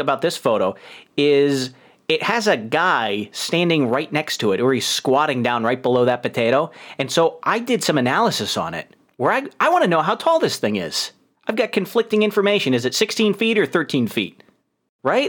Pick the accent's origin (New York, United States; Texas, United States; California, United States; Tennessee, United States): New York, United States; accent: New York; moved away